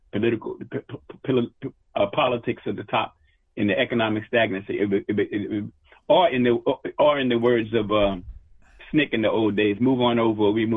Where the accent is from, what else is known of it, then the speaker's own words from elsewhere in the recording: New York City, New York, United States; I grew up in Harlem